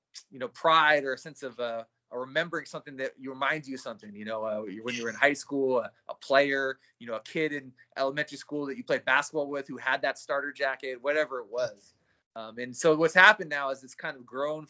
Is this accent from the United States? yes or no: yes; San Francisco, California, United States; I grew up in San Francisco in the city I was born and raised